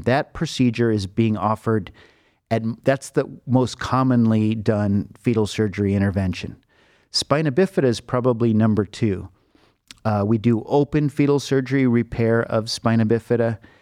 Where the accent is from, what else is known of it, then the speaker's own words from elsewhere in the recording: Los Angeles, California, United States; moved away as an adult; now in Cleveland, United States; I grew up in Los Angeles.